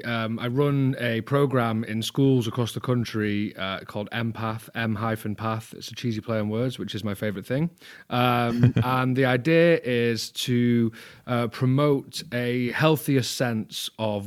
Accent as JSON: {"language": "English", "region": "England", "country": "United Kingdom", "said": "I'm a Northerner, okay. So I use pi."}